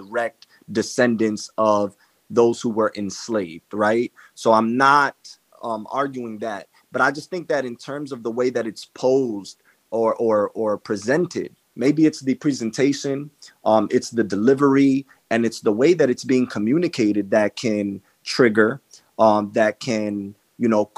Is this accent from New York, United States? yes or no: yes; New York City, New York, United States; I was born in Washington Heights to a Dominican, Haitian mother and a Cuban father. I was not raised by them. I was raised by my Haitian Dominican grandmother